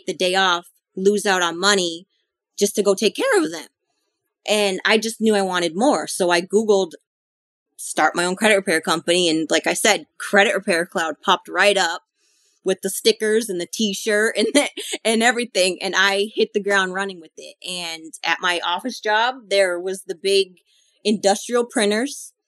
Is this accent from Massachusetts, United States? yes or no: yes; Boston, Massachusetts, United States; moved away; I'm originally from Boston